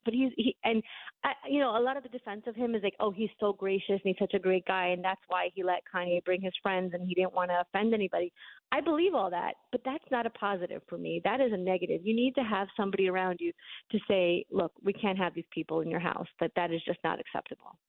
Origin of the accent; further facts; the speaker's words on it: New York City, New York, United States; moved away as an adult; now in Florida, United States; I grew up in Brooklyn